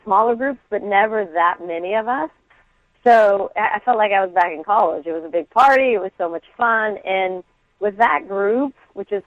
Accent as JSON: {"language": "English", "area": "Orange County", "region": "California", "country": "United States", "tie": "born or raised there", "also_born_or_lived": "San Diego", "said": "moved up to the OC"}